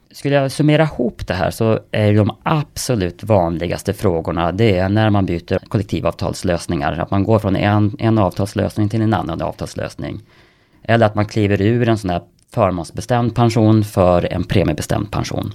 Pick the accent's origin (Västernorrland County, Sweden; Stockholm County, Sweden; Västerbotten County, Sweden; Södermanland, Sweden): Västernorrland County, Sweden; Kramfors; Kramfors där jag kommer ifrån